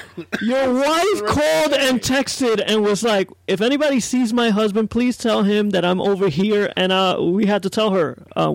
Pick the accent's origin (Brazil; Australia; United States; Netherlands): United States; New York City, New York; born or raised there; moved away